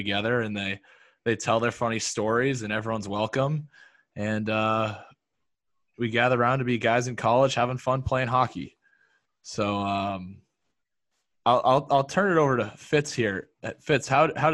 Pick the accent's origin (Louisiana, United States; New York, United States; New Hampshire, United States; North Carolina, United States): New Hampshire, United States; North Conway; moved away as an adult; now in Syracuse, United States; I'm from Northern New Hampshire, North Conway, for those of you who know it, and played 4 years of high school hockey